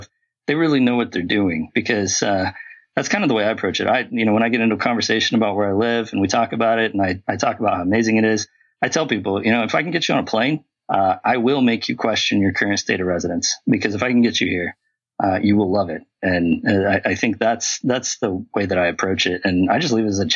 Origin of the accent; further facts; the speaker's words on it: Arkansas, United States; I'm from Arkansas